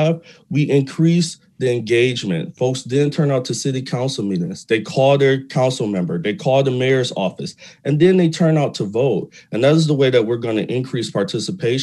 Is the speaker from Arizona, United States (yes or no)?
no; Detroit, Michigan, United States; I'm a Detroit native, born and raised on the East Side